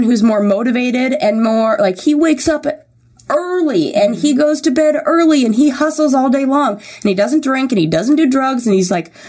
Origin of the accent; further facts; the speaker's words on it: Santa Monica, California, United States; also born or lived in Orange County / Thousand Oaks; I was born and raised in L.A. In Santa Monica